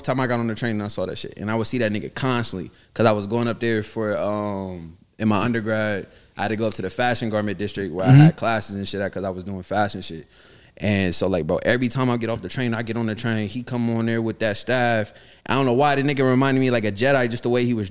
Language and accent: English; Columbus, Ohio, United States; moved away as an adult; now in New York, United States; I'm from Columbus, Ohio